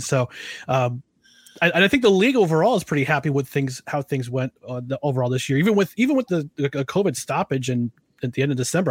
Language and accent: English; Albany, New York, United States; our hometown, my hometown, Albany